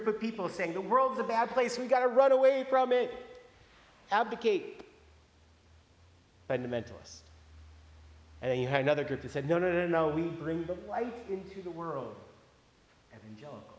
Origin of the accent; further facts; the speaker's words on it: Iowa, United States; moved away; growing up in Iowa